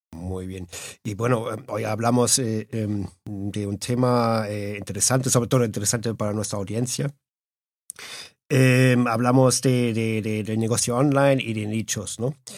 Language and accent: Spanish; Germany; now in Madrid, Spain; Yo soy alemán, bueno, alemañol, como digo yo